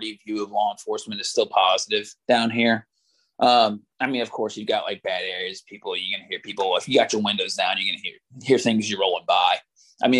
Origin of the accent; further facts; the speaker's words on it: Oklahoma, United States; accent: country; now in Louisiana, United States; I was born in Oklahoma